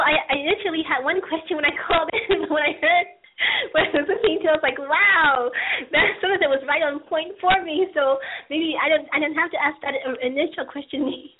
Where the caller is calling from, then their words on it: Hollywood, California, United States; Right now I'm in Hollywood, California area.